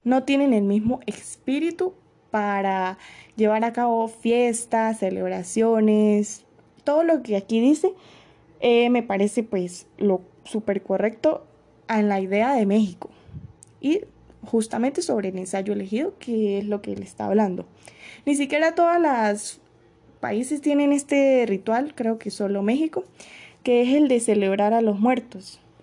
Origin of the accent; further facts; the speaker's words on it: Venezuela; mi país de origen, tal como lo es Venezuela